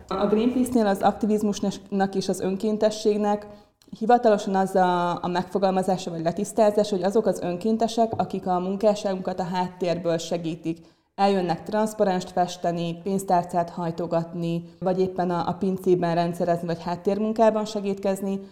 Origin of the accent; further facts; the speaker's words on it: Ukraine; now in Hungary; én Ukrajnából származom